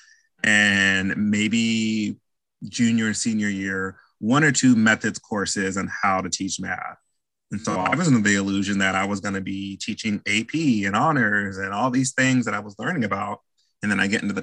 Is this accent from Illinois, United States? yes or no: yes; Bloomington, Illinois, United States; I'm from Bloomington, Illinois, a little small town central of Illinois